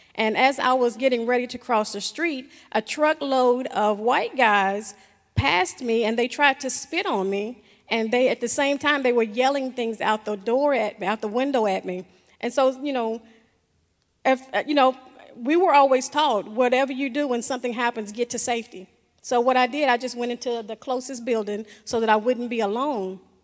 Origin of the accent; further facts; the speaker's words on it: the South, United States; growing up in the South